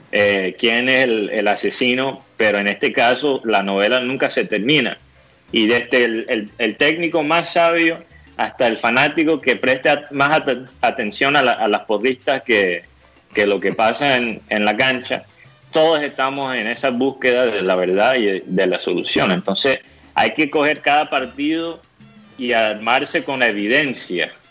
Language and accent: Spanish; Miami, Florida, United States; born there; contento de estar aquí en la tierra donde yo nací. No sé si, si muchos saben eso, pero yo nací aquí en Miami